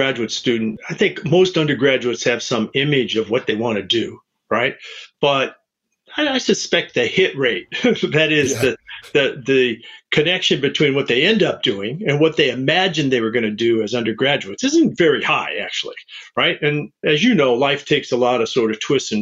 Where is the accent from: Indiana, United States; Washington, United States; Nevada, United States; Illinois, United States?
Indiana, United States; Michigan City; moved away as an adult; I grew up in Michigan City, Indiana, on the southernmost point of Lake Michigan